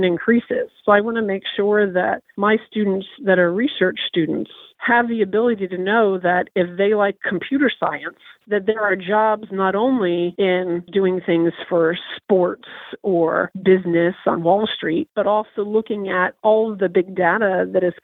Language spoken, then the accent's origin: English; New York City, New York, United States; now in New Jersey, United States; I live at the beach. I was born in Brooklyn